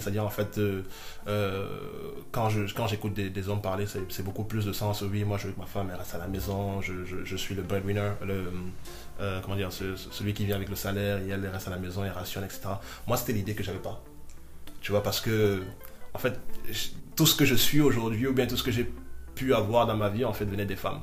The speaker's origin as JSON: {"language": "French", "town": "Ngaoundéré", "region": "Adamawa", "country": "Cameroon", "tie": "born or raised there", "moved": "yes", "said": "j'ai grandi avec ma mère. Bon, je suis né en Gandéré"}